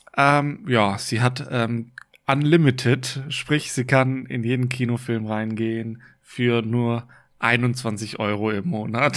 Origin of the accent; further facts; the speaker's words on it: Germany; bei uns in Deutschland